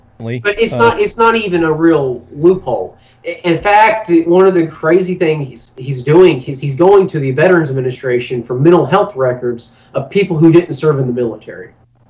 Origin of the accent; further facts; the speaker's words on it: North Carolina, United States; my home state, the Tar Heel State